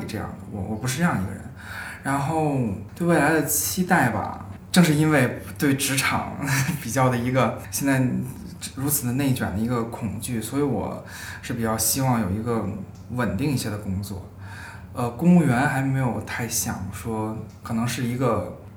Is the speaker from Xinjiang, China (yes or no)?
no; Beijing, China; 作为一个北京人